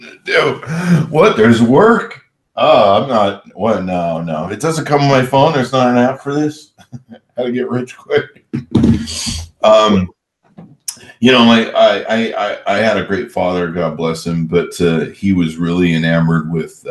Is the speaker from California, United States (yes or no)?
yes; Southern California, United States; I grew up in SoCal